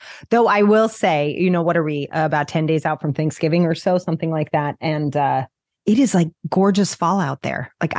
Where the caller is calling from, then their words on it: New Jersey, United States; I'm just outside New York City in New Jersey.